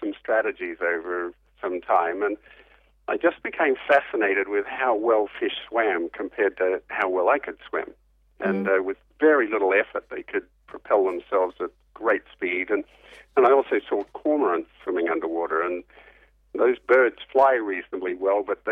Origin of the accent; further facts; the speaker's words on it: Perth, Western Australia, Australia; I grew up in Perth on the West Coast